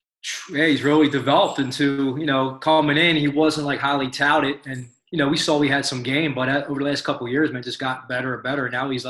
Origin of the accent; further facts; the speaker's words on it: Philadelphia, Pennsylvania, United States; also born or lived in Bucks County, Pennsylvania; I'm a local guy. I was born in Northeast Philly, and I went to hopped around when my parents split up. I was, you know, different high schools and schools, but you know, I ended up graduating at CB West down the road.